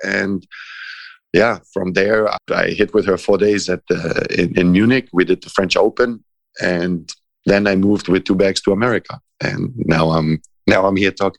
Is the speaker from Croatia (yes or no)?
yes; Croatia; English is a second language; also born or lived in Italy / Germany; like maybe because I'm half a gypsy myself and I grew up a little bit in Croatia. I spent some time growing up in Italy. I spent some time growing up in Germany.